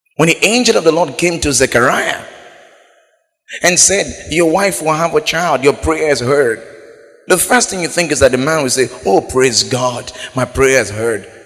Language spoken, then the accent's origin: English; Biseni, Bayelsa, Nigeria; I'm from Biseni